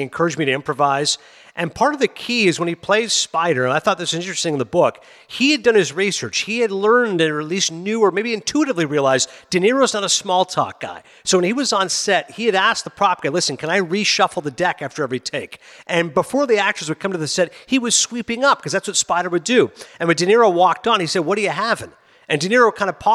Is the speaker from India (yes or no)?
no; Canada; also born or lived in Pakistan (family origin); I'm a Pakistani-Canadian